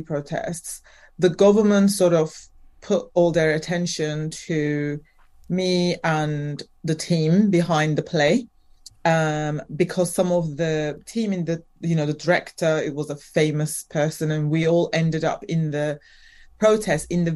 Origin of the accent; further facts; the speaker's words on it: Turkey; moved away as an adult; now in Wales, United Kingdom; I grew up in Turkey. I am mixed. So I'm half Turkish, half Nigerian